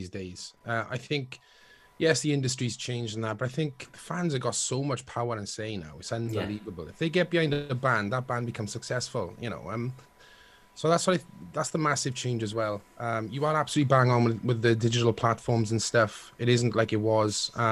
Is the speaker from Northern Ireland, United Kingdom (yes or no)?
no; Wales, United Kingdom; being Welsh boys and proud Welsh boys